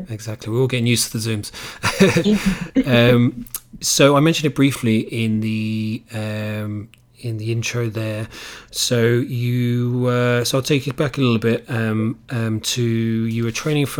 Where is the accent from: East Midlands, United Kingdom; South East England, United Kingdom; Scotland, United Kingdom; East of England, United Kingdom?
East of England, United Kingdom; Cambridge; now in Ireland; We grew up in Cambridge